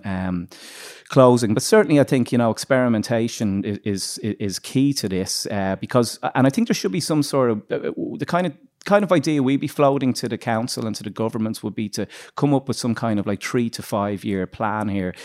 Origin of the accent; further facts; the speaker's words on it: Dublin, Leinster, Ireland; we're from Dublin